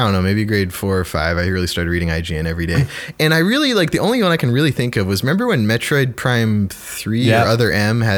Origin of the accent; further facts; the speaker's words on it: Canada; we're Canadian game devs